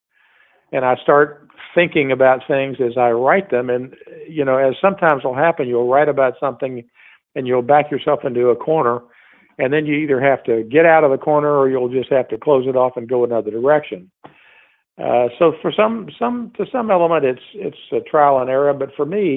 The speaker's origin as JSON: {"language": "English", "region": "Texas", "country": "United States", "said": "I'm from Texas"}